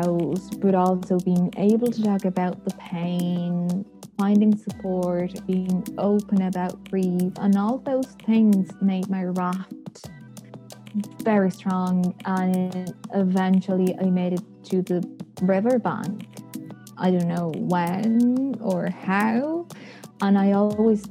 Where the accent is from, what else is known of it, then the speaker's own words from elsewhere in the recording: Buenos Aires, Argentina; moved away as an adult; now in Dublin, Ireland; I'm originally from Buenos Aires, Argentina